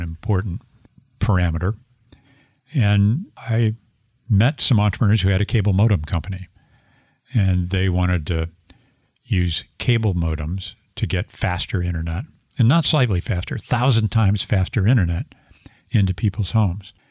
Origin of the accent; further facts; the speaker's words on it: St. Louis, Missouri, United States; I'm an engineer from St. Louis, Missouri.